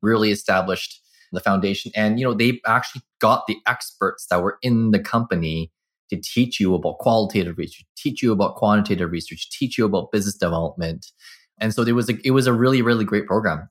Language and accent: English; Burnaby, British Columbia, Canada; also born or lived in Vancouver; I was born in Vancouver, grew up in Burnaby